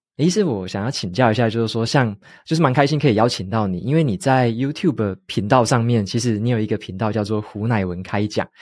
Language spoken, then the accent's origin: Chinese; Taitung, Taitung County, Taiwan; moved away as an adult; also born or lived in northern Taiwan; 我在台东出生嘛，然后我，我爸妈有时候也会带我去中医诊所看